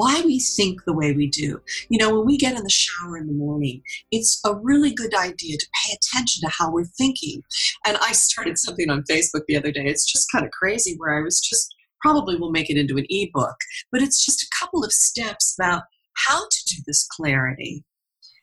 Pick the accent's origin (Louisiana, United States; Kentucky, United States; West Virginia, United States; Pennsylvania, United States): Pennsylvania, United States; I come from Pennsylvania, you know, and down here at the bottom is my hometown, out in the middle of nowhere and nothing